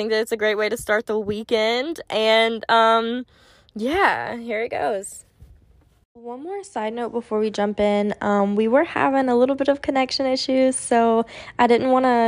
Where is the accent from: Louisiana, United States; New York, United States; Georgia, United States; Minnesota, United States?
Louisiana, United States; Baton Rouge; I'm from Baton Rouge, too